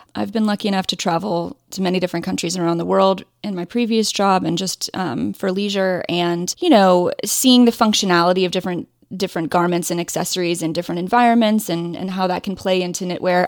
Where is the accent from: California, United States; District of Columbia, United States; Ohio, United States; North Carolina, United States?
Ohio, United States; also born or lived in Indiana; I grew up in Ohio